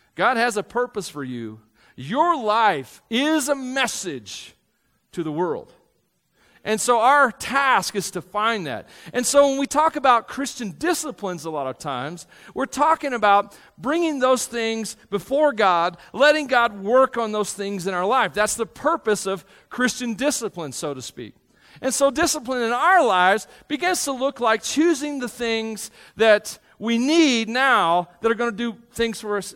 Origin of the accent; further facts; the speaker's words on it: Tennessee, United States; I grew up in Tennessee.